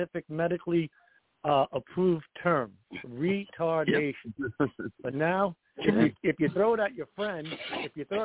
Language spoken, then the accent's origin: English; Shirley, New York, United States; I'm from Shirley, Long Island